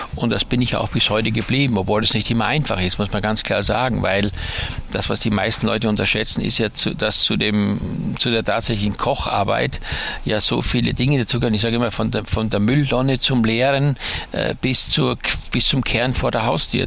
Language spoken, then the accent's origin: German; Styria, Austria; dass ich auf dem Bauernhof groß geworden bin in der Steiermark